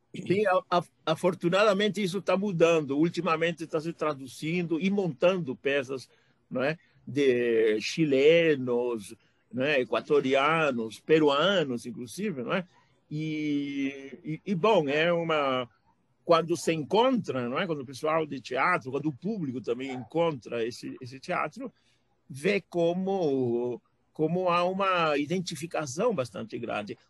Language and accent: Portuguese; Peru; Portuguese is a second language; now in São Paulo, Brazil; assim como eu saí do Peru e vim para cá